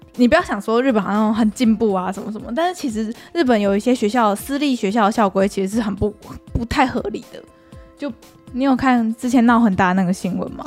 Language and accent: Chinese; Taiwan; 对我们台湾人来说